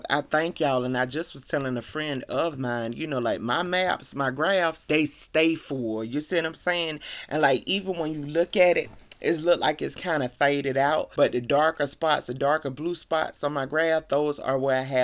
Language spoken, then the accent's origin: English; Columbia, South Carolina, United States; Columbia, South Carolina, which is my hometown